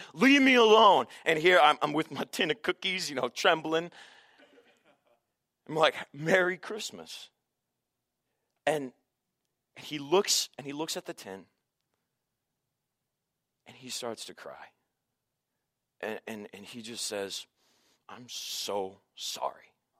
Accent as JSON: {"language": "English", "town": "Santa Barbara", "region": "California", "country": "United States", "tie": "born or raised there", "said": "I stopped by East Beach. You know, it's a place that my dad had taken me as a kid, and I just grew up there, and I love going there."}